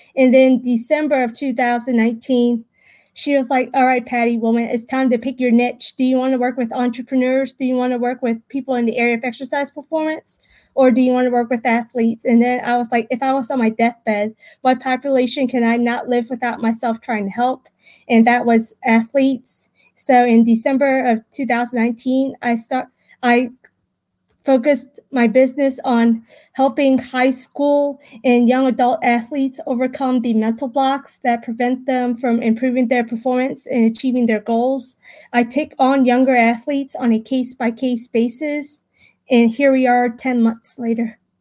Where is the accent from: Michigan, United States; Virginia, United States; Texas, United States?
Virginia, United States; Richmond; I was born and raised in Richmond, Virginia, also known as Henrico, Virginia